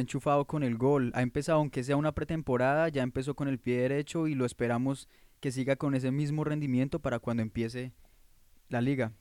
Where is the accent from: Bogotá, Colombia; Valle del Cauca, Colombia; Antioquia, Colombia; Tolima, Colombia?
Bogotá, Colombia; moved away as an adult; now in Columbus, United States; yo soy colombiano, de origen colombiano, de la ciudad de Bogotá, de la capital